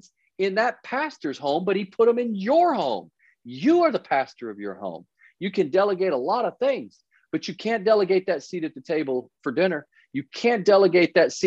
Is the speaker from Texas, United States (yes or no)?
yes; Dallas, Texas, United States; we grew up in Dallas, Texas, the sons of a preacher